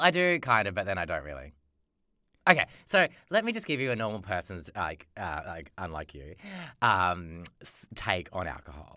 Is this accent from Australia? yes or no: yes; Australia; being an Australian, like, a, a young person in Australia growing up